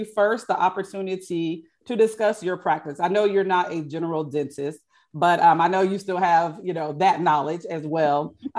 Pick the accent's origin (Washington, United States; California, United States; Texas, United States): Texas, United States; Houston; I'm from Houston, Texas